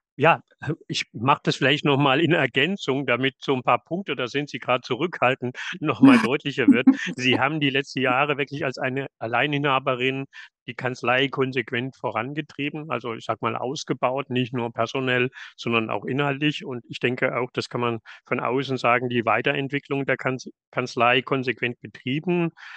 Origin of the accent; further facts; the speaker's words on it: Southern Germany, Germany; now in northern Germany; als ein gebürtiger Süddeutscher gesagt und, äh, jetzt in Norddeutschland beheimatet.